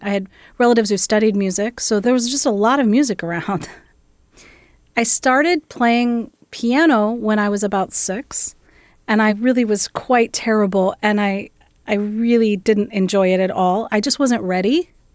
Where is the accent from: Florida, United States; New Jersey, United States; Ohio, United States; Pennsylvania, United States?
Ohio, United States; Gallipolis; also born or lived in Columbus, Ohio; My family is originally from southeastern Ohio, just outside of a little town called Gallipollis, right along the Ohio River